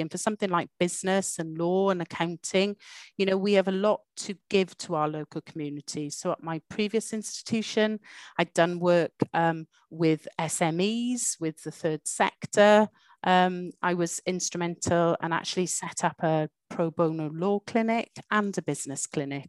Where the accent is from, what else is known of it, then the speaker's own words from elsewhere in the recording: Welsh, Wales, United Kingdom; moved away as an adult; So I am Welsh